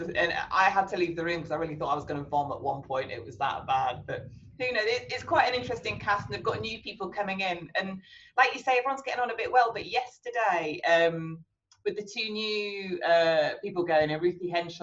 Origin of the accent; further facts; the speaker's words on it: Wales, United Kingdom; growing up in Wales